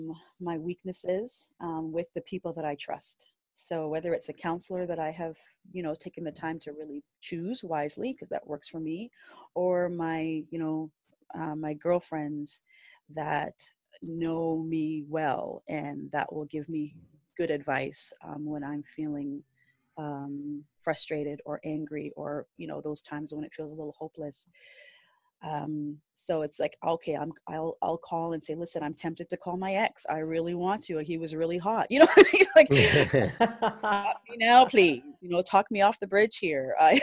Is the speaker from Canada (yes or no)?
yes; Canada; I said, I'm Canadian. Yeah, but where is your mom from? She's from Canada.